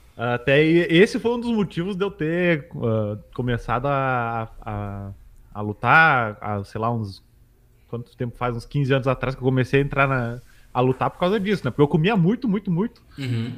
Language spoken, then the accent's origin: Portuguese; Caxias do Sul, Rio Grande do Sul, Brazil; moved away as an adult; now in Porto Alegre, Brazil; Eu sou natural de Caxias, né? Que é ali na Serra.